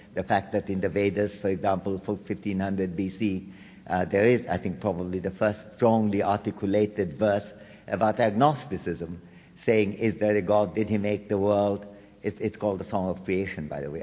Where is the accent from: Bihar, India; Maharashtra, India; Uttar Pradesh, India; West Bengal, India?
West Bengal, India; Kolkata; moved away; I come from Calcutta